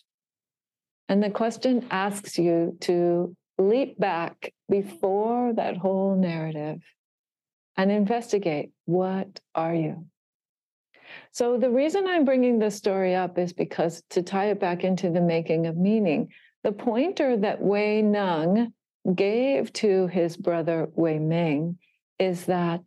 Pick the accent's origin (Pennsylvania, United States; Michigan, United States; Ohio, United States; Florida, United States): Florida, United States; Miami Beach; I was born in Miami Beach